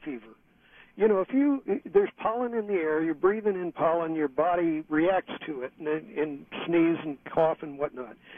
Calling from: San Francisco, California, United States; I'm calling you from San Francisco

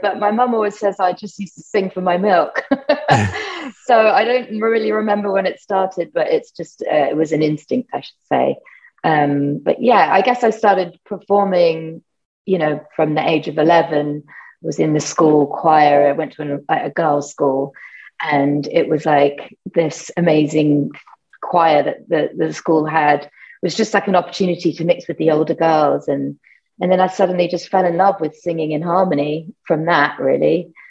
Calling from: Brooklyn, New York, United States; That's right. I'm calling you from Bed-Stuy. And I heart Brooklyn.

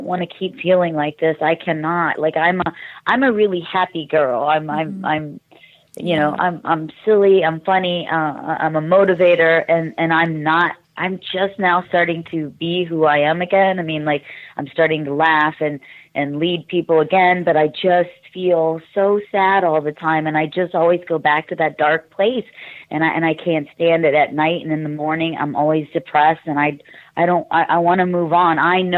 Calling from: Canton, Ohio, United States; I'm from Canton, Ohio. How are you tonight?

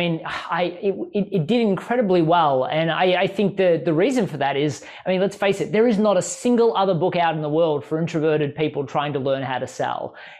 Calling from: Chapel Hill, North Carolina, United States; I'm actually calling in from Chapel Hill, North Carolina

